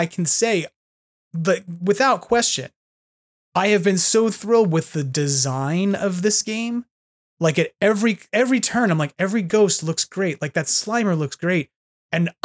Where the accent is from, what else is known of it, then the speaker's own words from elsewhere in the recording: New York, United States; now in California, United States; I'm a New Yorker